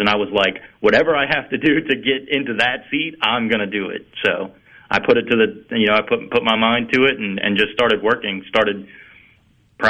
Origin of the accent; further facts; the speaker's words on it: Picayune, Mississippi, United States; I was born in Picayune, which is just a few miles away from Stennis Space Center